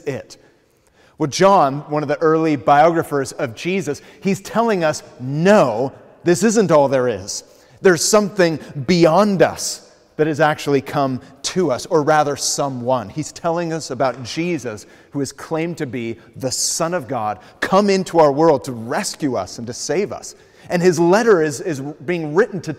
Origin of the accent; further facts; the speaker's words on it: United States; moved away as an adult; also born or lived in Los Angeles; I'm originally from the States